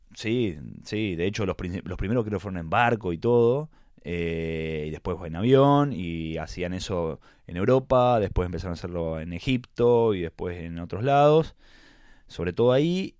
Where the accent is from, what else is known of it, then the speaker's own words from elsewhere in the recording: Rosario, Santa Fe, Argentina; moved away as an adult; now in Buenos Aires, Argentina; Yo nací en Rosario, familia súper italiana